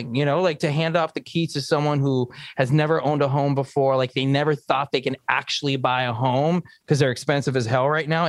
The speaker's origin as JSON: {"language": "English", "town": "Los Angeles", "region": "California", "country": "United States", "tie": "born or raised there", "said": "I am Mexicano-Americano. I was born in Los Angeles, but I am Mexican to the core"}